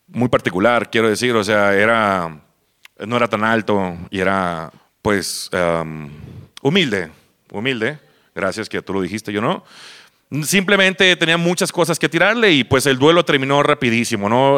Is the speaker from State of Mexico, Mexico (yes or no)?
no; Mazatlán, Sinaloa, Mexico; moved away as an adult; now in Guadalajara, Mexico; yo vengo de Mazatlán, Sinaloa, ya tengo aquí este, ocho años más o menos. Me vine aquí, como todo pendejo que deja su lugar de nacimiento por una mujer